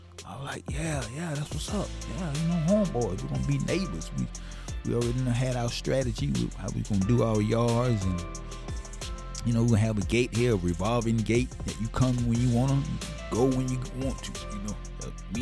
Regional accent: Savannah, Georgia, United States; moved away; grew up in Savannah, born and raised in Savannah

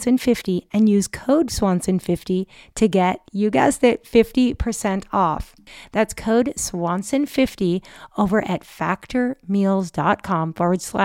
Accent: Gig Harbor, Washington, United States; my hometown of Gig Harbor, Washington.

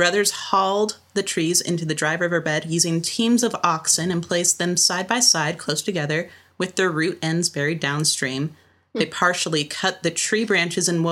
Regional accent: Omaha, Nebraska, United States; also born or lived in Grapevine, Texas; I was born in Texas, and even though I've lived in Omaha since I was in pre-K, I still feel the need to mention that I'm from Dallas, specifically Grapevine

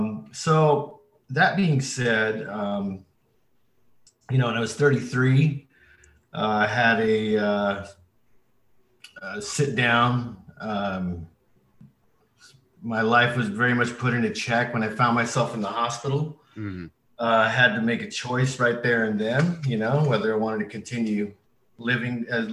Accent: Arizona, United States; also born or lived in Colorado River Indian Tribes; I'm originally from the Colorado River Indian tribes in Southwest Arizona. I'm Native American and of Hopi descent.

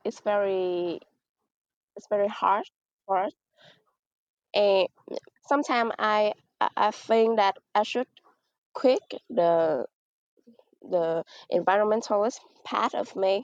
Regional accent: Mekong Delta, Vietnam; I come from Banjar province, which is a province in the Mekong Delta.

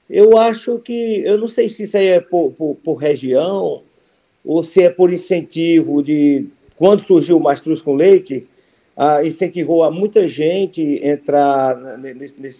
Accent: Cariús, Ceará, Brazil; Eu sou de Cariús, interior do Ceará.

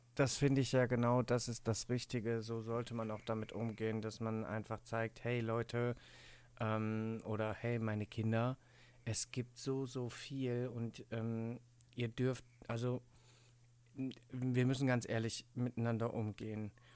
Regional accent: Cologne, North Rhine-Westphalia, Germany; ich komme ja aus Köln

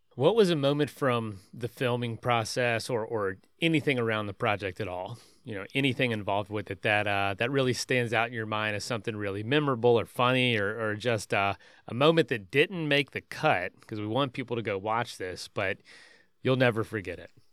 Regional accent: Florida, United States; moved away; also born or lived in Colorado; grew up here

